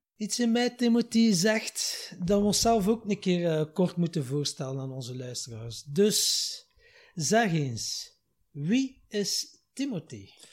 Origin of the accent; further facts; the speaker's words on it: Wachtenbeke, Flanders, Belgium; also born or lived in Ghent; samen met mijn jongere broer heb ik eh, mijn jeugd doorgebracht in Wachtenbeke